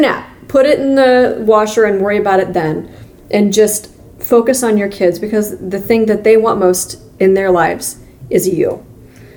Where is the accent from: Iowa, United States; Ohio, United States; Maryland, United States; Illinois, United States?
Iowa, United States; Ottumwa; also born or lived in Missouri / Minnesota; now in Cedar Rapids, United States; growing up in Ottumwa